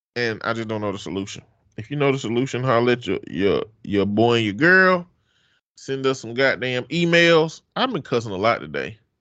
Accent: the South, United States; I'm from the South.

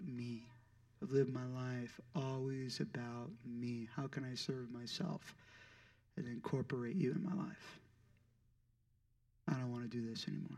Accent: St. Louis, Missouri, United States; moved away as an adult; also born or lived in Chico, California; I was in St. Louis, Missouri. That's where I'm originally from

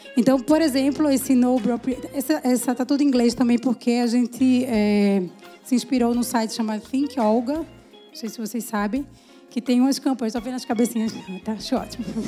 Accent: Recife, Pernambuco, Brazil; eu sou de Recife

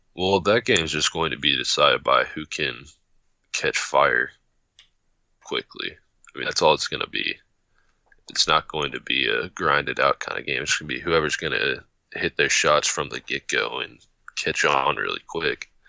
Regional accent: Missouri, United States; I'm from Missouri

